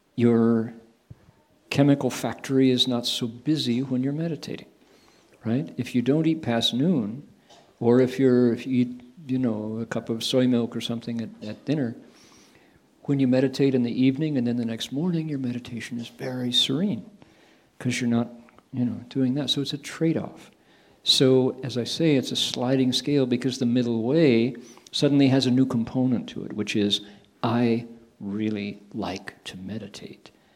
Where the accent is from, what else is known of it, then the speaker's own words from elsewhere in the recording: Toledo, Ohio, United States; moved away; I grew up where? Toledo, Ohio small town